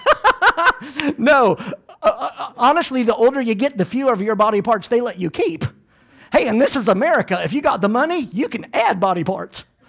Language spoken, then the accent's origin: English; Georgia, United States; also born or lived in Clearwater, Florida; I am from Georgia